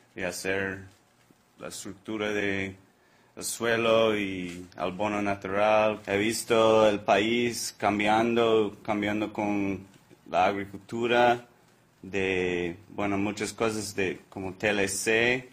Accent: Florida, United States; Spanish is a second language; also born or lived in Oregon; now in Costa Rica; yo nací en la Florida, una isla tropical

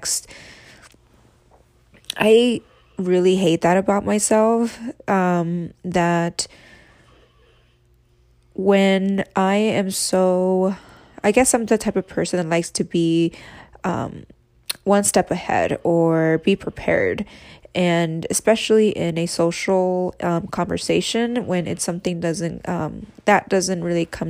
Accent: Reno, Nevada, United States; moved away as an adult; now in Las Vegas, United States; I was born and raised in Reno, Nevada

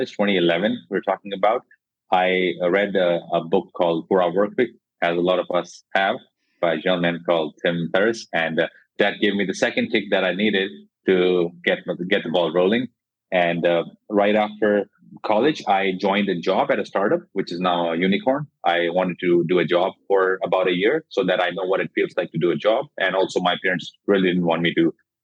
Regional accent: Jodhpur, Rajasthan, India; now in Gurgaon, India; I'm from India. I come from a small city called Jodhpur.

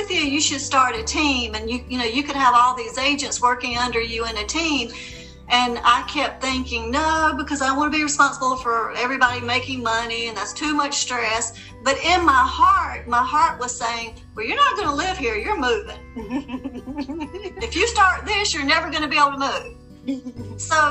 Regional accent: South Carolina, United States; now in Charleston, United States; I'm born and raised in South Carolina, and I moved to Charleston 8 years ago

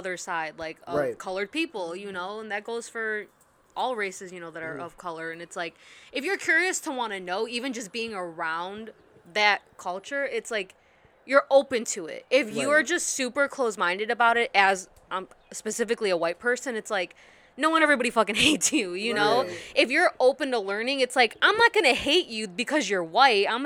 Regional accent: Oak Lawn, Illinois, United States; I grew up in Oak Lawn

